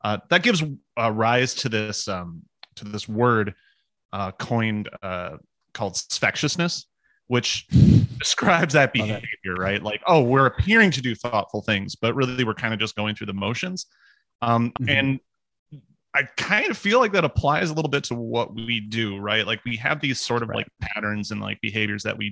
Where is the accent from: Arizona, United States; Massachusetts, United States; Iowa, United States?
Iowa, United States; now in Minnesota, United States; I'm from Iowa